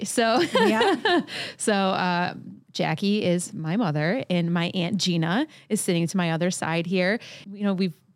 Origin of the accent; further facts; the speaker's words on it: Michigan, United States; I am a singer-songwriter from Michigan